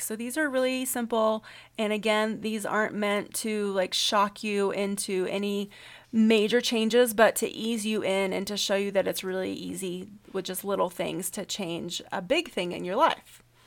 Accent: the South, United States; I'm from the South

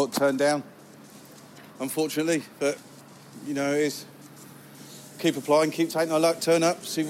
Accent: Reading, South East England, United Kingdom; I'm from Reading.

